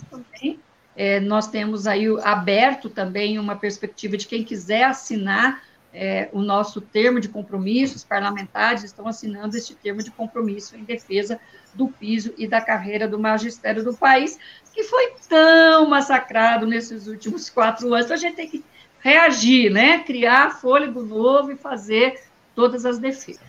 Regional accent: Paraná, Brazil; Eu sou do Paraná

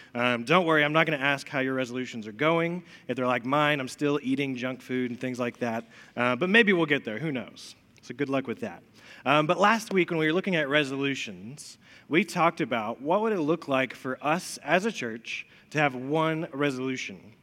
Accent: Elizabethton, Tennessee, United States; also born or lived in Chattanooga; I grew up in Elizabethan, lived there for a really long time

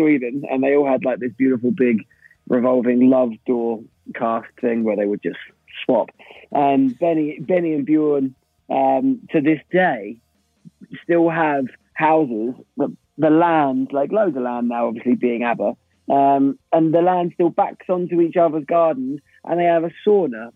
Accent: London, United Kingdom; moved away as an adult; now in Brighton, United Kingdom; I'm from East London.

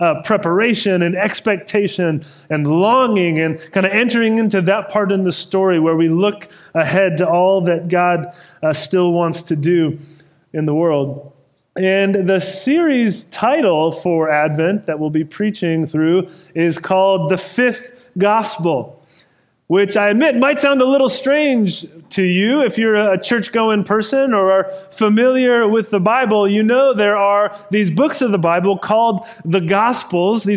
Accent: Sacramento, California, United States; moved away; the church I grew up in Sacramento.

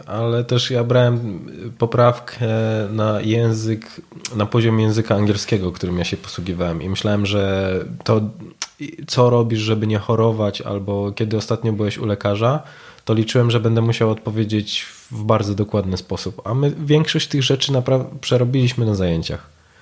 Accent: Poland; my z Polski

